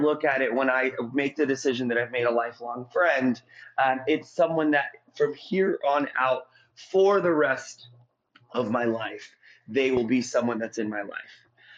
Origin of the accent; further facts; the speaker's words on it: St. Petersburg, Florida, United States; I'm from St. Petersburg, Florida.